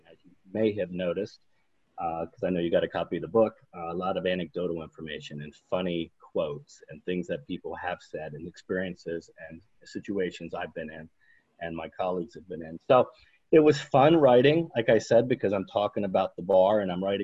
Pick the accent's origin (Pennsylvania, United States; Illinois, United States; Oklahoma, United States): Pennsylvania, United States; Harrisburg; moved away as an adult; now in Geneva, United States; I'm originally from Harrisburg, Pennsylvania. I currently live in Geneva, New York